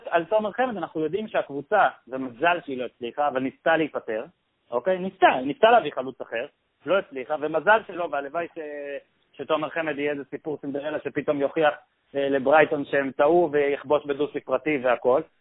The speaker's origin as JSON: {"language": "Hebrew", "country": "Israel"}